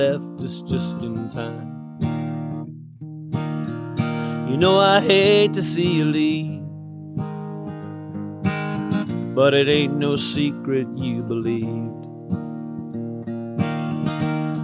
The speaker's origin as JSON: {"language": "English", "region": "Alberta", "country": "Canada", "said": "we're both from Alberta"}